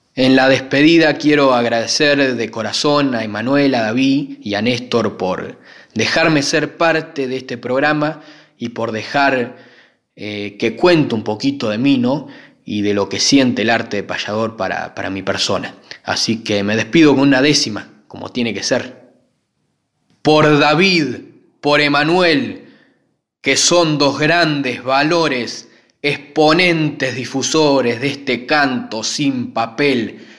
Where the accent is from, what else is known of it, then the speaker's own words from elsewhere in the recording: Rivera, Buenos Aires Province, Argentina; also born or lived in Santa Rosa, La Pampa; now in Coronel Suárez, Argentina; me radiqué desde muy pequeño y me crié en Rivera, que, ya pertenece a la provincia de Buenos Aires